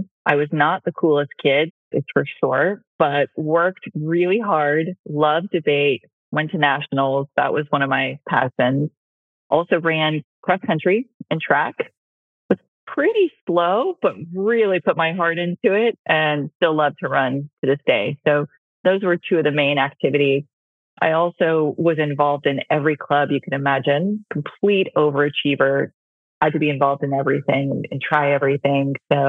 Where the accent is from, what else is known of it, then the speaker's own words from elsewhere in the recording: New Hampshire, United States; born there; So I was born in Northern New Hampshire, and then my parents got divorced when I was a baby.